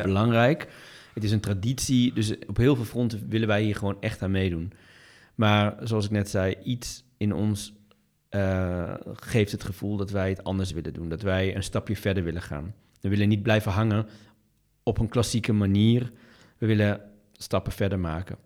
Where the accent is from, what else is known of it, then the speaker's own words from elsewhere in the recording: Doetinchem, Gelderland, Netherlands; de stad als Doetinchem, toevallig waar ik vandaan kom